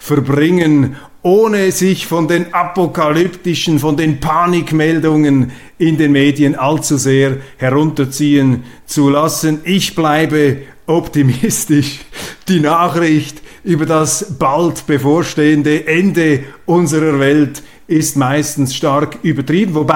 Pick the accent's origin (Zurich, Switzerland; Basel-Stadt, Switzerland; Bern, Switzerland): Zurich, Switzerland; Und äh, als Zürcher beneide ich die Luzerner.